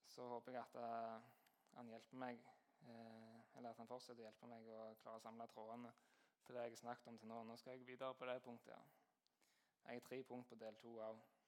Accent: Jæren, Rogaland, Norway

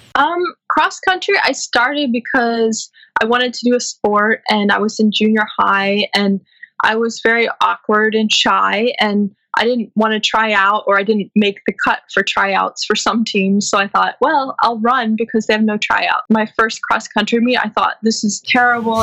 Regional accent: St. Louis, Missouri, United States; moved away as an adult; also born or lived in Illinois / Brooklyn, New York; now in New York City, United States; I was born in St. Louis and I grew up there

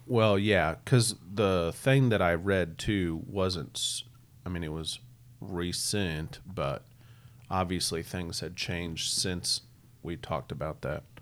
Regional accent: Missouri, United States; also born or lived in Iowa; we're just growing up in Missouri

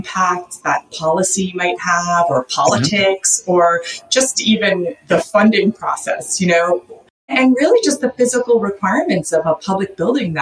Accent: East Coast, United States; what I grew up with on the East Coast

